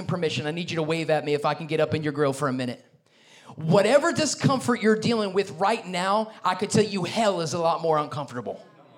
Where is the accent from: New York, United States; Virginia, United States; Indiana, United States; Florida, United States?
New York, United States; because I'm a New Yorker